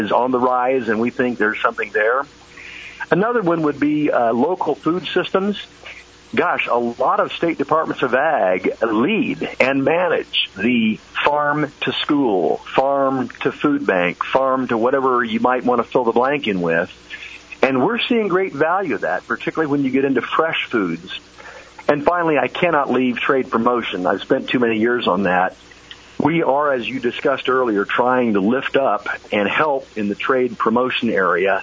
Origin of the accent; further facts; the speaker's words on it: Indiana, United States; in my home state of Indiana